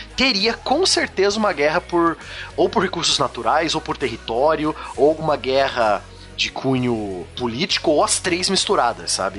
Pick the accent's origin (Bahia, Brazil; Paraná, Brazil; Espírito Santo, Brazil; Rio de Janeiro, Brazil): Paraná, Brazil; Curitiba; eu moro em Curitiba, sou da República de Curitiba, sou do Sul